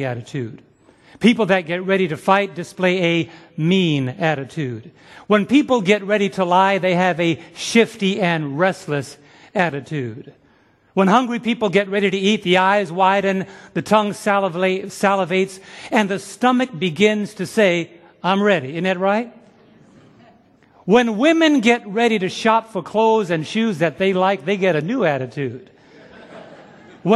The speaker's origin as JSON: {"language": "English", "town": "New York City", "region": "New York", "country": "United States", "tie": "born or raised there", "said": "growing up in New York City"}